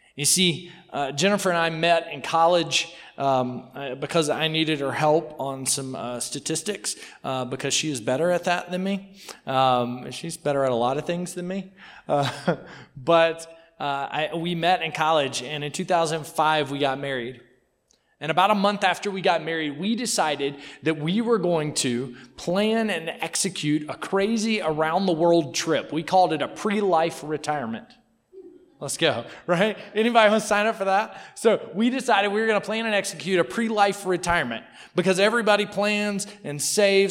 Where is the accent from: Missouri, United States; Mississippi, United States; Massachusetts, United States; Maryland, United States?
Mississippi, United States; I'm from Mississippi. You know what I'm saying? Like we talk a little slow.